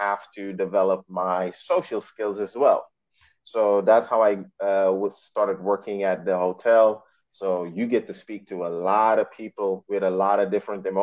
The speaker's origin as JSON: {"language": "English", "country": "Suriname", "tie": "born or raised there", "also_born_or_lived": "Amsterdam, Netherlands", "moved": "as an adult", "said": "I was actually born in Amsterdam, but was raised in Suriname in South America"}